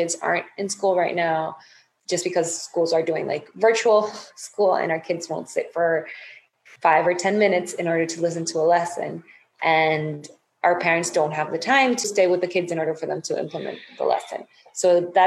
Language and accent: English; Dominican Republic; I'm from Dominican Republic